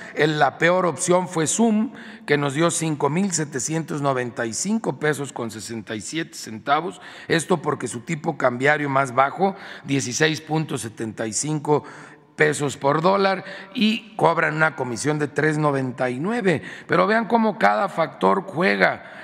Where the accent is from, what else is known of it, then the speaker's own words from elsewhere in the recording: Guanajuato, Mexico; moved away; allá en mi tierra, en Guanajuato